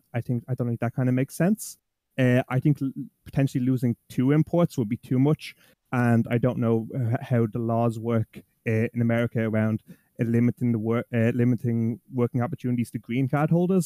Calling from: Dublin, Leinster, Ireland; I'm calling from Dublin, Ireland

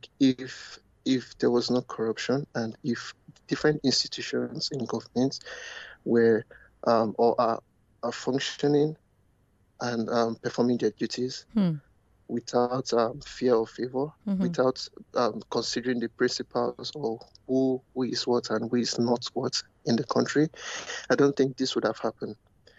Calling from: Canada

